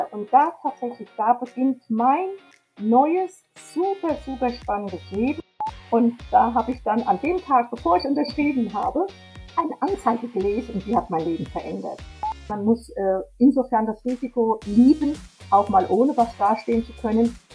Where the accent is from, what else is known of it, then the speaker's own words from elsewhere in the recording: Hesse, Germany; moved away as an adult; also born or lived in Vogelsberg; now in Potsdam, Germany; ich bin in einer Kleinstadt in Hessen aufgewachsen